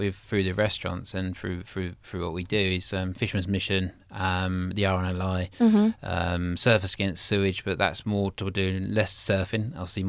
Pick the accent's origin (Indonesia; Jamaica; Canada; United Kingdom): United Kingdom; Snodland, South East England; because we grew up in just outside Mason, a place called Snodland. It's a little village, well, it was a village, now it's a town.